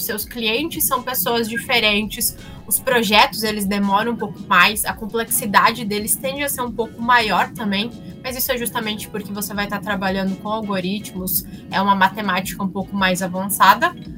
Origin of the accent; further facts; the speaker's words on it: Santa Catarina, Brazil; eu sou de Santa Catarina